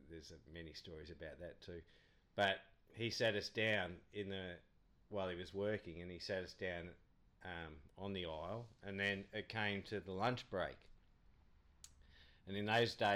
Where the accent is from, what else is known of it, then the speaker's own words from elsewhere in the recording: Beaconsfield, Victoria, Australia; also born or lived in Brighton, Victoria / Cheltenham, Victoria; now in Dromana, Australia; Lived in Cheltenham till I was 7. Then we moved up at Beaconsfield and moved down to Drumana in 2009.